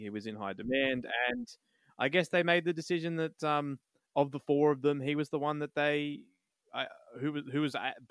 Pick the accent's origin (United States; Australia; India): Australia; Sydney, New South Wales; the mean streets of Southwest Sydney